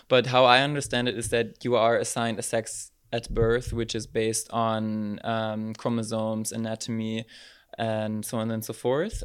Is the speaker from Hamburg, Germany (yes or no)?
no; Berlin, Germany; moved away as an adult; now in Maastricht, Netherlands; I was born and raised in Berlin, in Germany, and moved to Maastricht three years ago